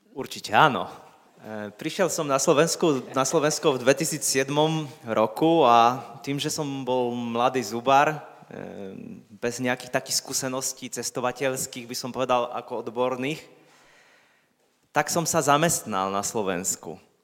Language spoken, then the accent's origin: Slovak; Poland; Slovak is a second language; moved away as an adult; now in Slovakia; som Poliak, ja aj on